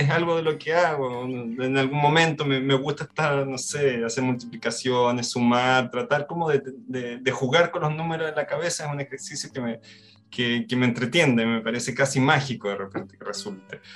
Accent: Concepción, Biobío, Chile; yo vivía en el sur de, Chile, en, nací en Concepción

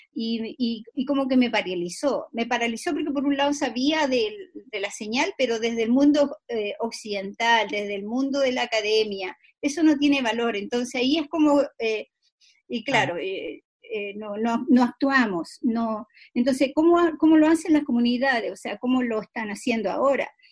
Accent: Chile; nosotros como sociedad chilena

